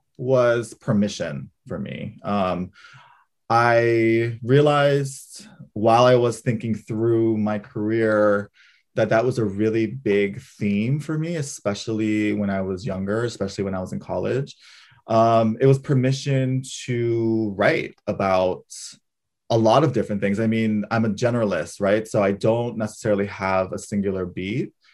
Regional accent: Hawaii, United States; moved away as an adult; being fourth generation Japanese in Hawaii

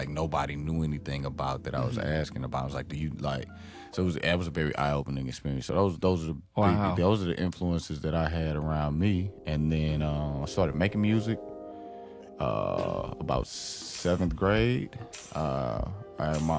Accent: East St. Louis, Illinois, United States; I grew up in East St. Louis.

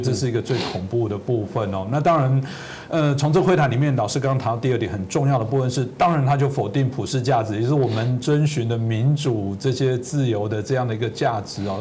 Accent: Taiwan; 我可能在这个自由台湾长大

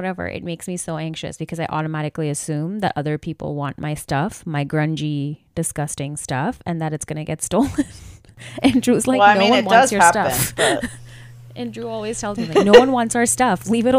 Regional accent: India; as an Indian

